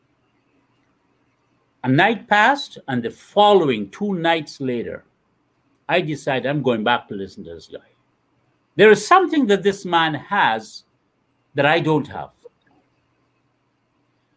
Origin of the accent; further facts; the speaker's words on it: Guyana; moved away; When I was 13 years, Guyana went through one of the worst times in its life